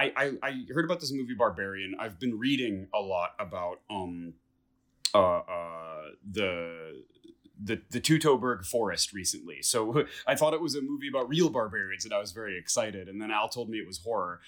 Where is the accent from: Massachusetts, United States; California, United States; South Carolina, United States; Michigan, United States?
Michigan, United States; Detroit; moved away; don't talk shit about my hometown